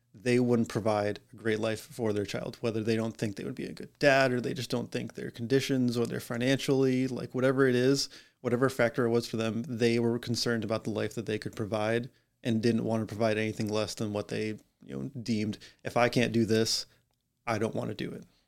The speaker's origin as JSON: {"language": "English", "region": "Massachusetts", "country": "United States", "moved": "yes", "lives_now": "Warwick, United States", "said": "I am originally from Massachusetts."}